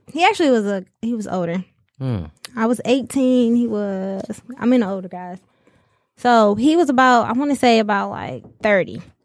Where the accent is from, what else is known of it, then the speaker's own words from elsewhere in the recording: the Valley, California, United States; Shout out to Cali. That's where I'm from